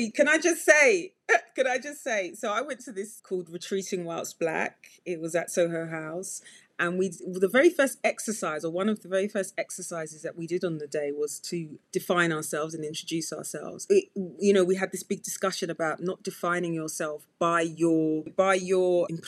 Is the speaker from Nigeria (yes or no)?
yes; Nigeria; now in United Kingdom; I'm Nigerian